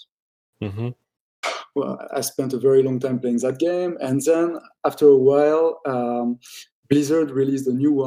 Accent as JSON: {"language": "English", "town": "Paris", "region": "Île-de-France", "country": "France", "tie": "born or raised there", "also_born_or_lived": "United States / Japan", "moved": "as an adult", "lives_now": "London, United Kingdom", "said": "I was born and raised in Paris"}